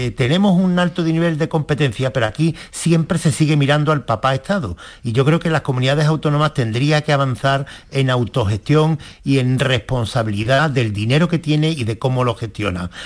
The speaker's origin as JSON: {"language": "Spanish", "region": "Andalusia", "country": "Spain", "said": "somos los andaluces"}